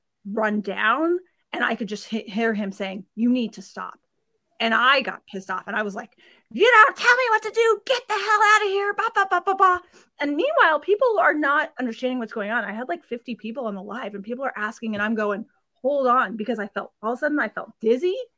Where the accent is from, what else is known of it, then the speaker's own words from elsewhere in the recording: Sacramento, California, United States; moved away as an adult; also born or lived in border of Rhode Island and Connecticut; now in Rhode Island/Connecticut border, United States; my hometown in Sacramento, California